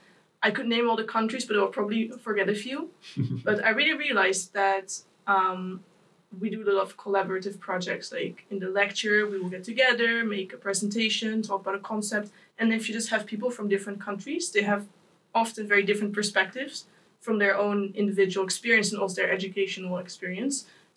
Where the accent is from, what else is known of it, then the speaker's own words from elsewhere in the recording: Netherlands; moved away as an adult; now in Lund, Sweden; I'm from the Netherlands.